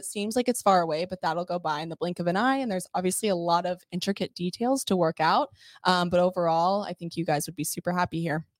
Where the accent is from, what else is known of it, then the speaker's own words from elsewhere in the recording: Texas, United States; moved away as an adult; now in Orlando, United States; I'm actually from Texas, born and raised there for almost 20 years, and then relocated out to the Orlando area